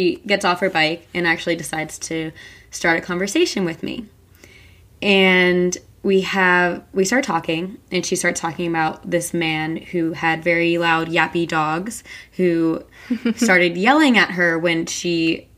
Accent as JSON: {"language": "English", "region": "New Jersey", "country": "United States", "said": "I'm from New Jersey."}